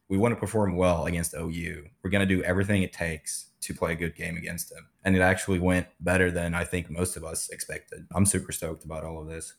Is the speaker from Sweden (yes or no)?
yes; Sweden; moved away as an adult; also born or lived in Tulsa, Oklahoma / California; now in Oklahoma, United States; I'm, I'm originally from Sweden.